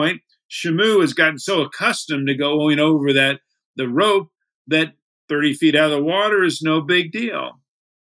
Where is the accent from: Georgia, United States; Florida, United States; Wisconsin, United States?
Florida, United States; Miami; I grew up in Miami